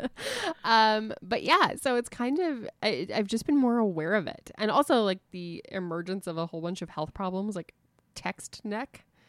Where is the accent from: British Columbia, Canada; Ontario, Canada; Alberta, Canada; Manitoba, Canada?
Manitoba, Canada; Winnipeg; my hometown